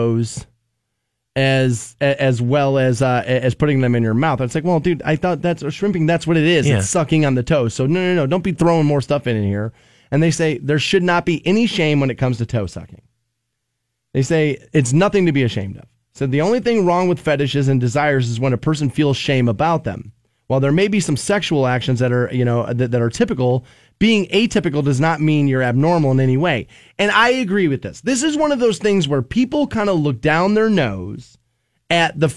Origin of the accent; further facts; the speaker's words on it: Aurora Shores, Ohio, United States; I grew up in Aurora Shores